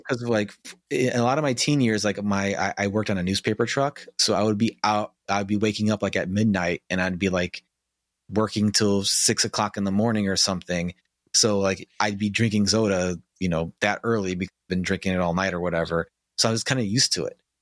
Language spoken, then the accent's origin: English; Chicago, Illinois, United States; I live in northern Illinois now, I grew up in Chicago